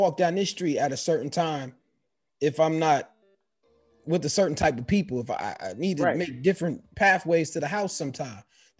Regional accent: New York City, New York, United States; where we grew up at in the Bronx

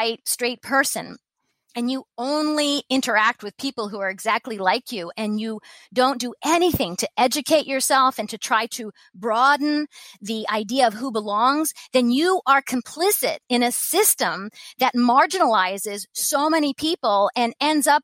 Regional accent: Columbus, Ohio, United States; also born or lived in Japan; I grew up in the home team in America. I grew up in Columbus, Ohio

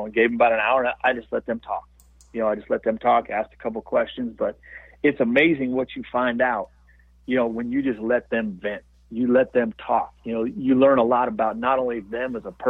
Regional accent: Montana, United States; also born or lived in Los Angeles; I'm from Montana and came and played here

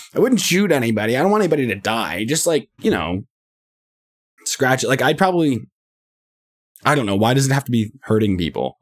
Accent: Canada; I'm from Canada

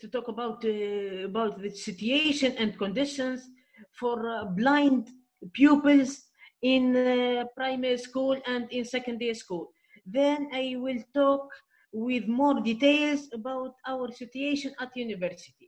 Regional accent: Midoun, Medenine, Tunisia; also born or lived in Gabès; I'm from Tunisia, more specifically the island of dreams, Djerba. My current city is Midun. I'm from Djerba, Midun

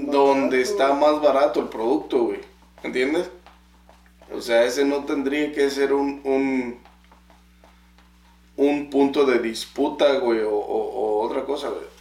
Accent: Mexico; O sea, no mames, soy mexicano, güey. Si me ves que soy mexicano, cóbrame lo normal.

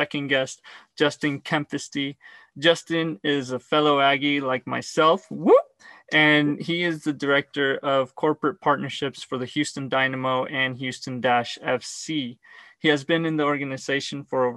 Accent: Argentina; I was born in Argentina

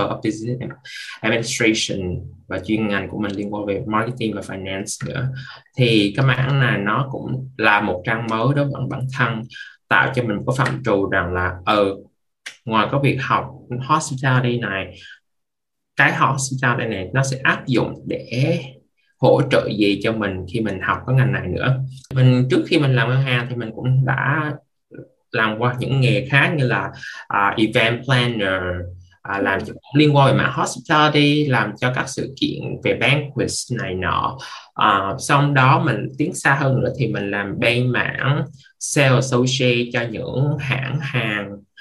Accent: Vietnam; now in Canada; chỉ có một mình mình là người Việt

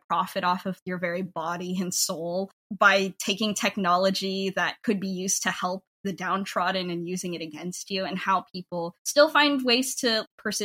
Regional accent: United States; I'm a diaspora Filipino, I grew up in the United States

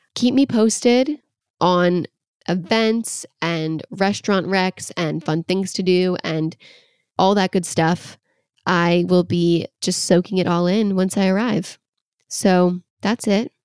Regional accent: Los Angeles, California, United States; moved away as an adult; now in New York City, United States; I am from Los Angeles, born and raised, a small town outside of L

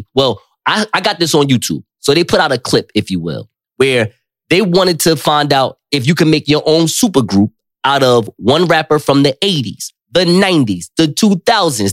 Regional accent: Northeast, United States; I'm from the Northeast

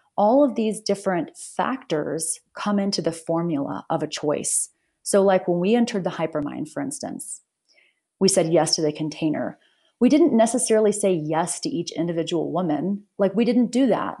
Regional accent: United States; I'm I'm American, I'm from the U S

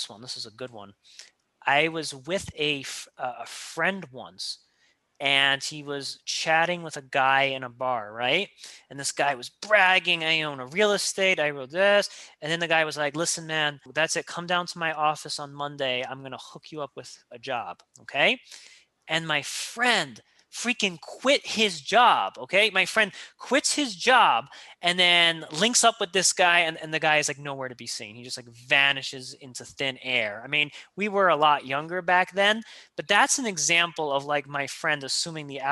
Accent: New York, United States; that cynicism as a New Yorker just lives with inside me

